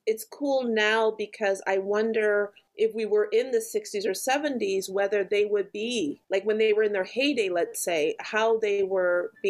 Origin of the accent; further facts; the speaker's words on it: Canada; However, I'm a Canadian, so I don't know how the response to … was in the States when they first came out.